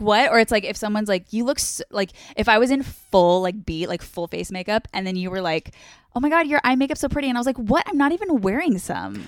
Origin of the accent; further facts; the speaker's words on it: Orange County, California, United States; also born or lived in San Diego, California; I'm from Orange County